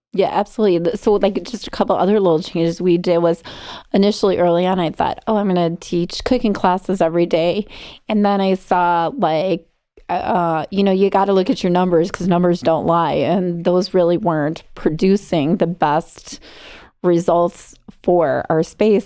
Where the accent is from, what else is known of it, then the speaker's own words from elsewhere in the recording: Arlington Heights, Illinois, United States; now in Barrington, United States; I grew up in um, Arlington Heights